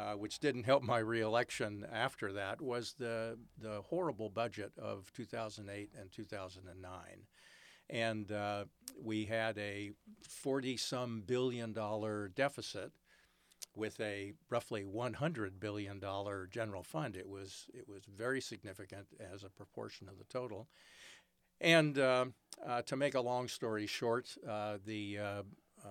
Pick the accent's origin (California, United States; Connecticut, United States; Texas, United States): California, United States; San Francisco; I was born in San Francisco.